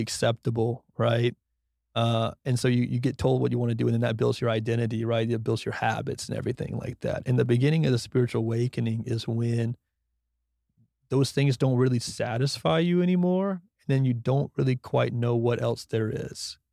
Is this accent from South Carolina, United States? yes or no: no; Brunswick, Georgia, United States; moved away as an adult; now in Austin, United States; from Brunswick, Georgia, who went to F S U